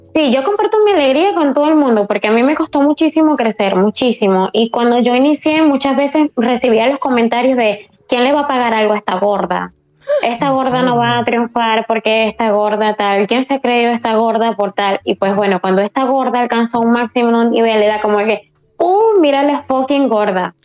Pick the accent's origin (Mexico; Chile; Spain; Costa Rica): Spain; aquí en España somos más liberales